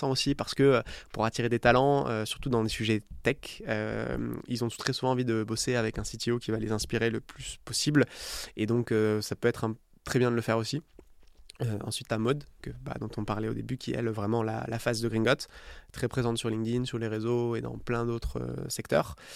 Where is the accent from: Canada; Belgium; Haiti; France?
France; south of France; moi, je viens du sud de la France. autour de la Méditerranée et l'été quand j'étais petit